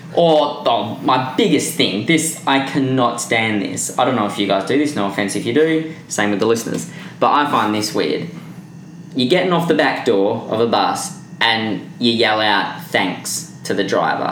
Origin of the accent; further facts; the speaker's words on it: Perth, Western Australia, Australia; moved away as an adult; now in Vancouver, Canada; I'm from Perth